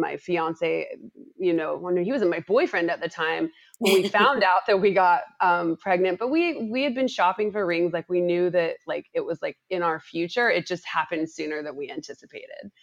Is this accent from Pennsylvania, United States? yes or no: no; Utah, United States; moved away as an adult; now in Los Angeles, United States; I'm from Utah, went to school there and I worked at a small agency there when I got done with school